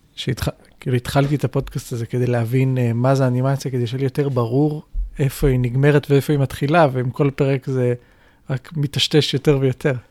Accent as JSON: {"language": "Hebrew", "country": "Israel", "said": "אצלנו בישראל"}